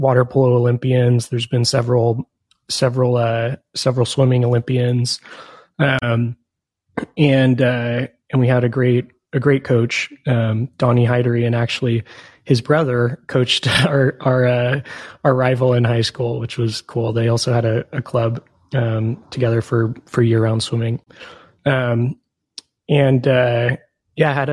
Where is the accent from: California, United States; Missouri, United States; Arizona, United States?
California, United States; East Bay Area; I'm from the East Bay Area in California